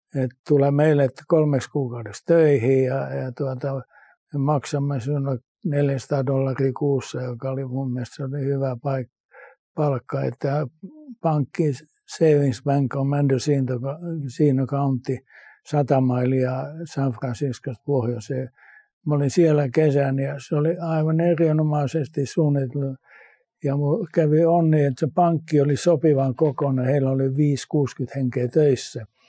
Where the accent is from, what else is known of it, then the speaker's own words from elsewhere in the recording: Finland; also born or lived in United States; Mä kun tuun Suomesta, jossa on kaikki säännöstelty niin.